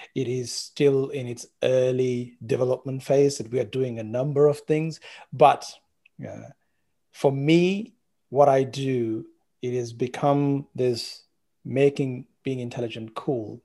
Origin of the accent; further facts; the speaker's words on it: Sri Lanka; moved away as an adult; also born or lived in Colombo, Sri Lanka; now in Australia; I was born in Sri Lanka